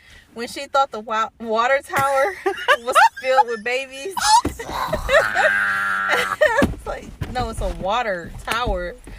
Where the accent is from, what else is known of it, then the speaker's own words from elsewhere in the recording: Somerset, South West England, United Kingdom; when I was growing up in Somerset